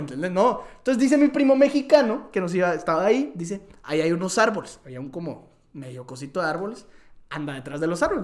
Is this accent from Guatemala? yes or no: yes; Guatemala; como buenos chapines